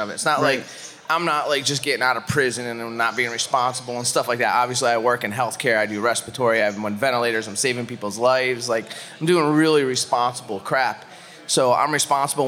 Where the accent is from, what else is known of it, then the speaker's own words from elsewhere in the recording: Pittsfield, Massachusetts, United States; I am a Northeast guy at heart because I grew up in Pittsfield, Massachusetts